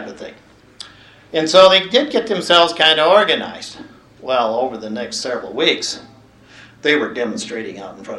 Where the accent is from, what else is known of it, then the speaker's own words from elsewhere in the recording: Townsend, Montana, United States; Growing up in Townsend, there were five of us